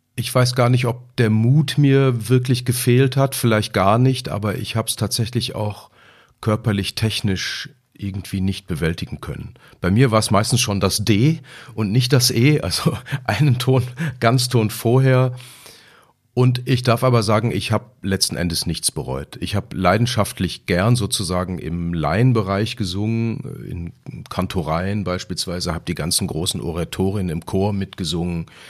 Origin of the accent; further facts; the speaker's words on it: Lemgo, North Rhine-Westphalia, Germany; stamme ich eben aus Lemgo